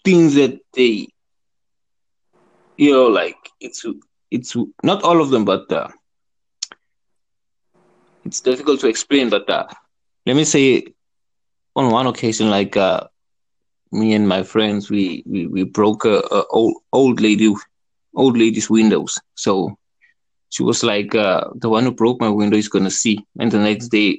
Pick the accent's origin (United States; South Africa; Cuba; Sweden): South Africa; I'm from South Africa.